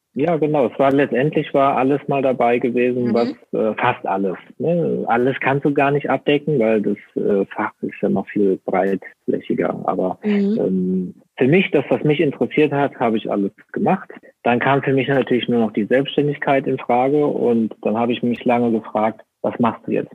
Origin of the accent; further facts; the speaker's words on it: Rhineland-Palatinate, Germany; ich komme aus äh, Rheinland-Pfalz